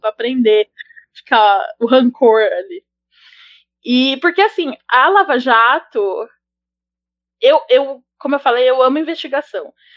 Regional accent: São Paulo, Brazil; eu sou de Pirituba

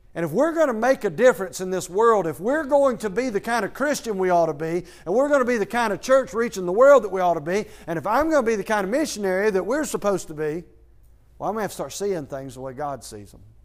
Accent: Athens, Georgia, United States; moved away as an adult; I am from Athens, Georgia

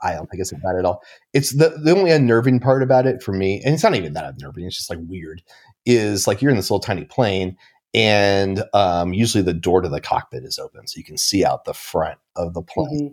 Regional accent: Portland, Oregon, United States; I grew up in Portland, Oregon

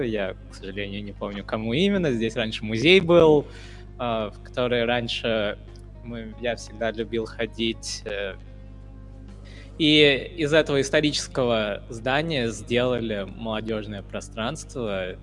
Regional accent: India; now in Ufa, Russia; я вот, например, из Индии

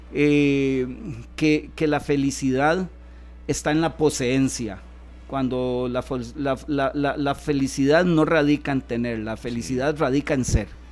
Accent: Puntarenas, Costa Rica; soy porteño

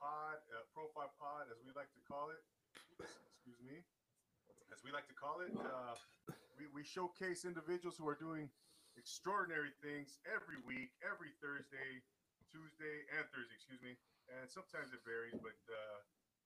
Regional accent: Rancho Cucamonga, California, United States; moved away as an adult; Rancho Cucamonga is the name of my hometown

